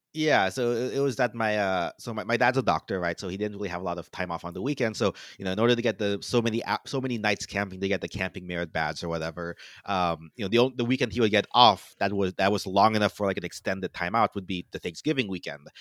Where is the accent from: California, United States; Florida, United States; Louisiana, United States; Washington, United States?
Florida, United States; moved away; I'm from Florida, right, so I always go back to my parents for Florida